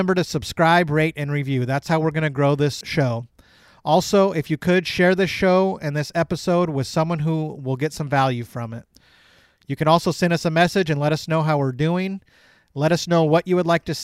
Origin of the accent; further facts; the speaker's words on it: California, United States; I'm born and raised in California